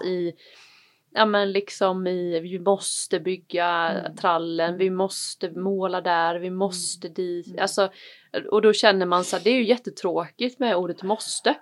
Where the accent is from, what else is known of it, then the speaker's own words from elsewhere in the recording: Varberg, Halland County, Sweden; moved away; also born or lived in Malmö; jag är ju uppväxt i, i Varberg